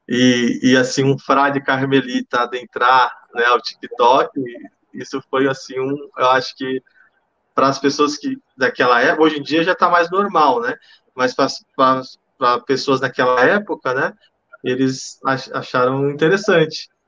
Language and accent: Portuguese; São Paulo, Brazil; also born or lived in Belo Horizonte; que eu morava em, em, Belo Horizonte, só que eu sou natural de São Paulo, né?